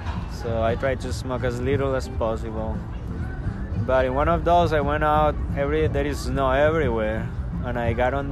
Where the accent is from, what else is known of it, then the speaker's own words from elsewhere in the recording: Bogotá, Bogotá Capital District, Colombia; English is a second language; moved away as an adult; also born or lived in Spain / El Salvador; now in Canton, North Carolina, United States; Since I came from Colombia, like, I grew up in Bogota, and Bogota is at 9,000 feet above sea level.